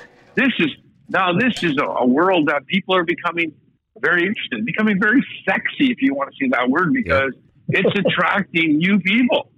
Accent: Canada; now in Sarasota, United States; I'm originally from Canada

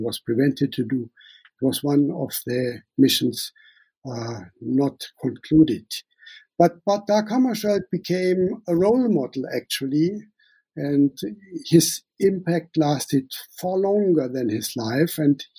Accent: Namibia; accent: German; English is a second language; also born or lived in Germany; now in Sweden; I call myself a German-born Namibian living in Sweden. Some of you might hear my German accent. I grew up in Namibia, and I spent the last 19 years in Sweden.

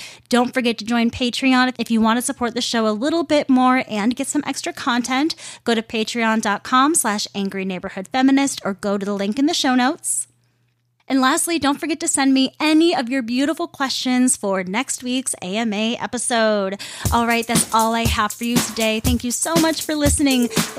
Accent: United States; especially as an American

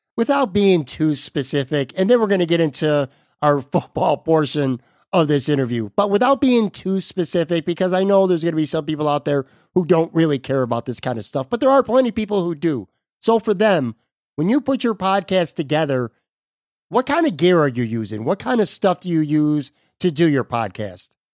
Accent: Buffalo, New York, United States; now in Florida, United States; I am a Buffalo guy who now lives in Florida.

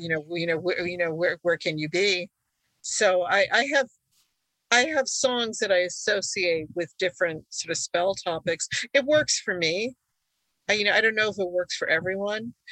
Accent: United States; first language Hungarian; English is a second language; I was born in the U.S., but my parents had just come from Hungary

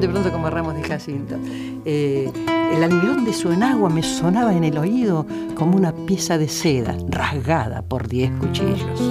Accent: Villa Ballester, Buenos Aires Province, Argentina; moved away

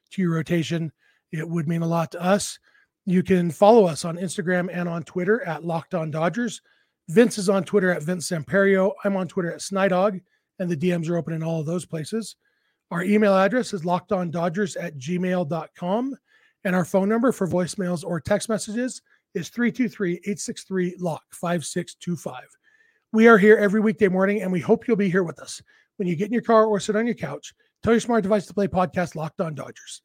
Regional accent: Southern California, United States; moved away as an adult; now in Utah, United States; I, I grew up in Southern California

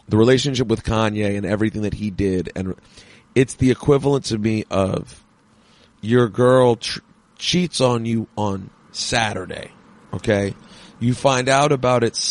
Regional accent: New York City, New York, United States; I'm from New York City

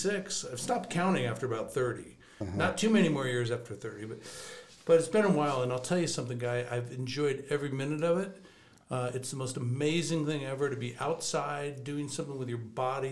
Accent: Newport Beach, California, United States; I grew up in Newport Beach, California

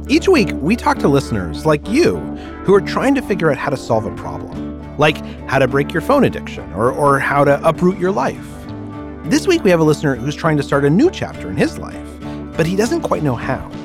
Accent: Houston, Texas, United States; I did. I grew up in Houston.

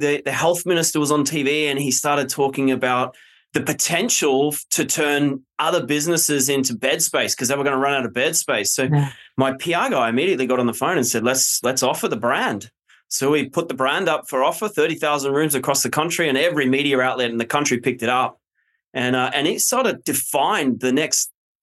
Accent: Australia; moved away as an adult; also born or lived in London, United Kingdom; now in United States; I'm Australian originally.

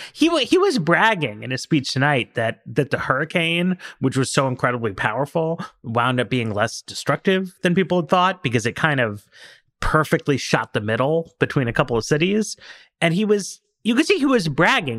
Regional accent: New York, United States; I grew up in New York.

